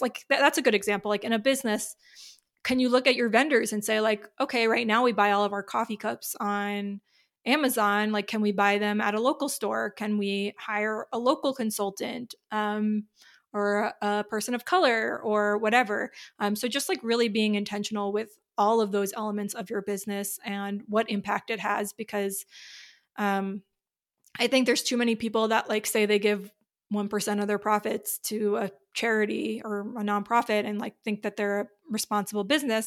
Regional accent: New York, United States; I'm from New York

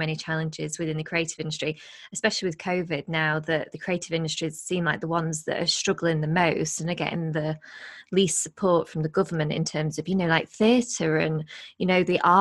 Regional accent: Blackpool, North West England, United Kingdom; moved away; also born or lived in Nottingham; I'm from Blackpool originally

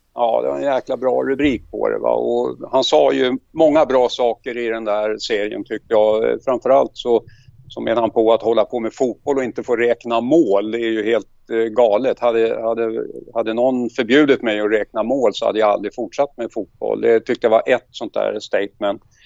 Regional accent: Stockholm, Stockholm County, Sweden; moved away as an adult; now in Mariefred, Sweden; Jag är uppväxt på södersidan i Stockholm, i Gubbängen

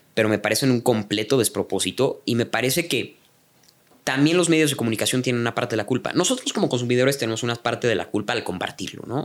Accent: Mexico; also born or lived in Canada; como mexicanos

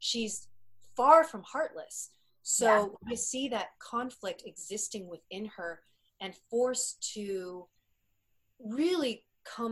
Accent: Canada; an Asian Canadian actress

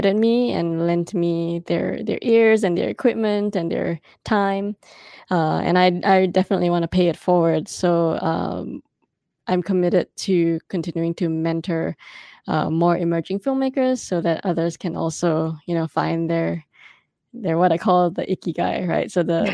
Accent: Singapore; moved away; I am an immigrant. I am a Singaporean woman.

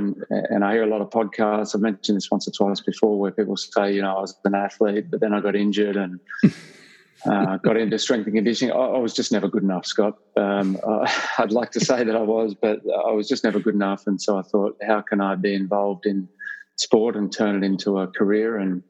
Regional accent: Sydney, New South Wales, Australia; moved away as an adult; also born or lived in United Kingdom; now in Melbourne, Australia; I'm a Sydney boy. I spent the first pretty much 30 years of my life living in Sydney and love it. That's my hometown.

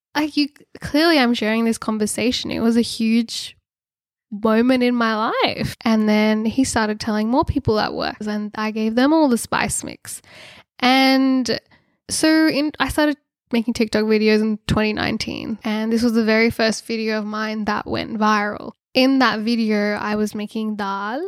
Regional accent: Sydney, New South Wales, Australia; I grew up in Sydney

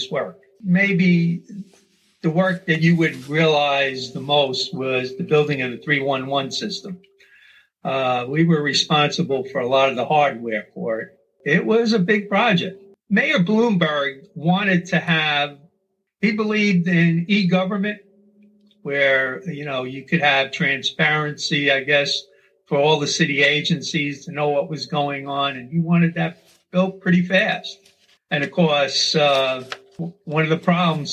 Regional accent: New York City, New York, United States; moved away as an adult; also born or lived in Staten Island; now in Glen Allen, United States; I grew up in Brooklyn, as you said, lived in Flatbush and Bay Ridge, and later moved to Staten Island.

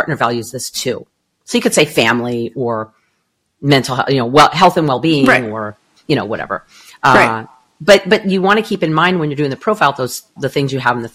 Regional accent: Southern California, United States; now in Arizona, United States; I am from Southern California.

